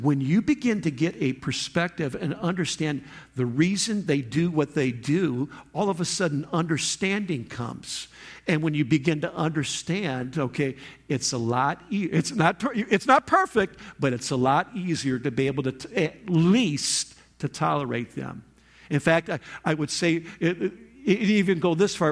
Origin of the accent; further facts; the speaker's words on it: Michigan, United States; moved away; I'm from Michigan, that's where I came from